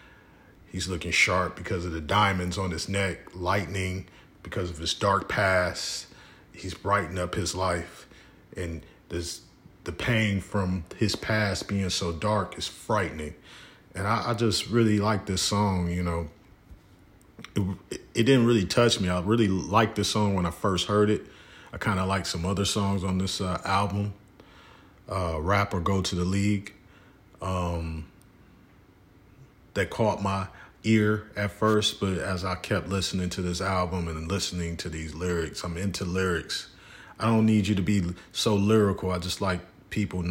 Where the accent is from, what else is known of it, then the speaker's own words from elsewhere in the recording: Detroit, Michigan, United States; my hometown at a barbershop. I won't say where, but at a barbershop in Detroit